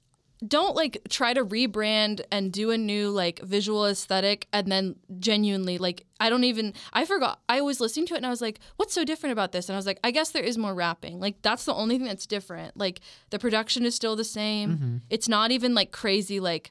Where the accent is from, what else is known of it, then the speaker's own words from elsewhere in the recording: Manchester, North West England, United Kingdom; I'm a Manchester girl, don't hate me.